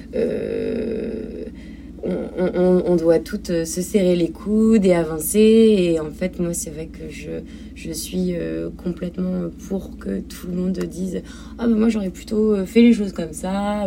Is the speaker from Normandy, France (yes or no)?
yes; Cherbourg, Normandy, France; ma ville natale qu'est Cherbourg